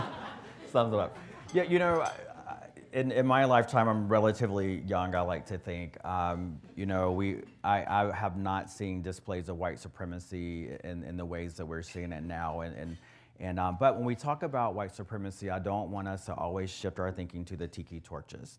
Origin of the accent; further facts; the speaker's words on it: the South, United States; I'm from the South, or the South, right?